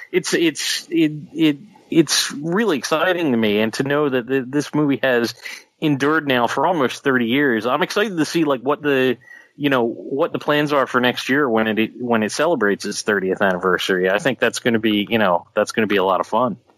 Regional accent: Philadelphia, Pennsylvania, United States; accent: Philadelphia; my Philadelphia accent.

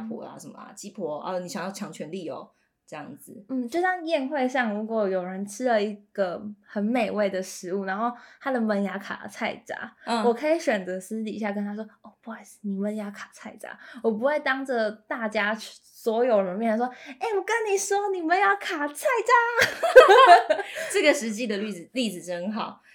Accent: Pingtung County, Taiwan; 我又来自屏东

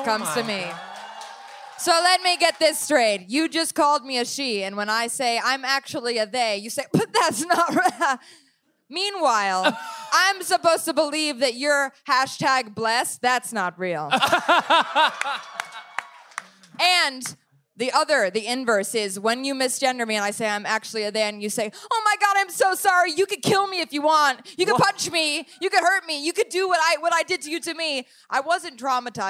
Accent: Los Angeles, California, United States; I'm from Los Angeles

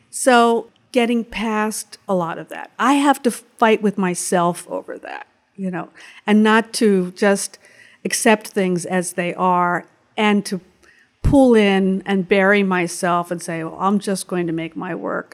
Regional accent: Pittsburgh, Pennsylvania, United States; moved away as an adult; also born or lived in Syracuse, New York / New York City; I was born in Pittsburgh, Pennsylvania

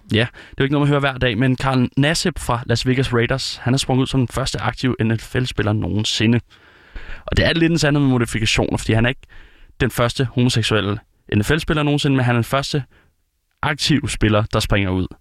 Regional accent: Denmark; det er jo op, hvor jeg er fra

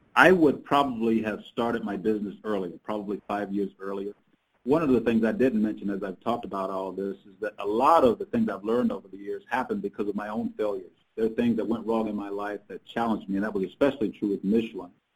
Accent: South Carolina, United States; I grew up in South Carolina

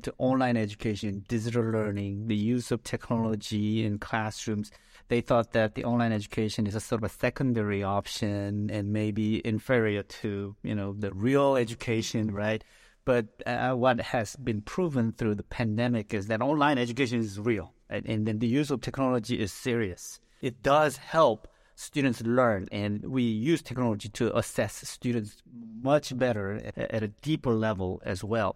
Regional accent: South Korea; moved away as an adult; now in United States; I'm Korean American. So I came to the U.S. after finishing high school, and I was a total failure in 12 years of schooling in Korea

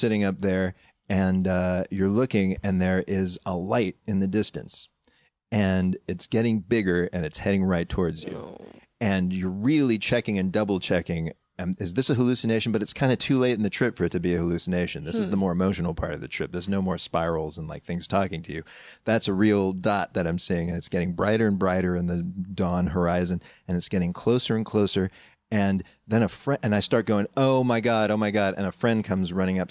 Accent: Pittsburgh, Pennsylvania, United States; born or raised there; moved away

